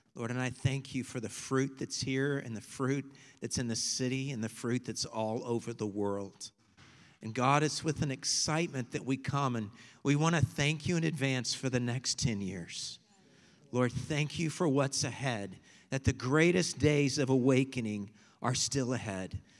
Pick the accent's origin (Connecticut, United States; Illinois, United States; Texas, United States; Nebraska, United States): Texas, United States; we're from Texas